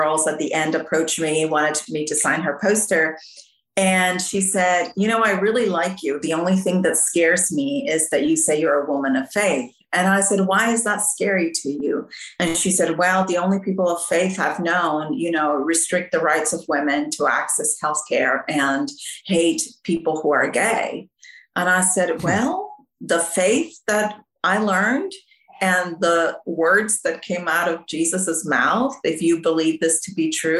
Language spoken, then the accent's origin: English; Mexico City, Mexico; now in Austin, United States; No, I grew up in Mexico City where my parents were missionaries.